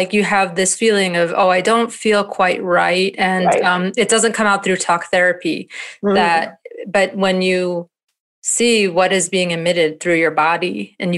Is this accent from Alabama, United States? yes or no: no; New York, United States; now in Virginia, United States; I'm from New York and I live in Virginia.